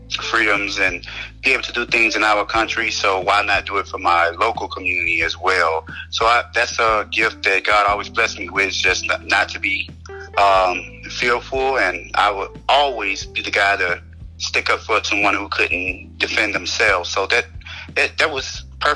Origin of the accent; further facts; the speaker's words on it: Baton Rouge, Louisiana, United States; I'm from Baton Rouge, Louisiana